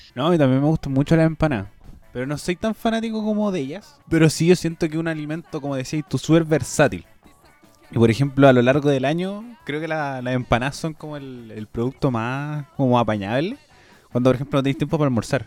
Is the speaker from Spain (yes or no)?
no; Chile; como chilena, como nací en Chile y desarrollada en Chile